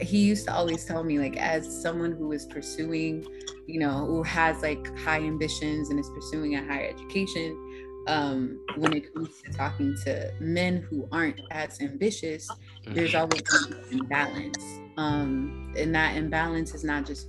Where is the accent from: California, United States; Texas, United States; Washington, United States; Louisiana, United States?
Louisiana, United States; New Orleans; now in Maryland, United States; I'm originally from New Orleans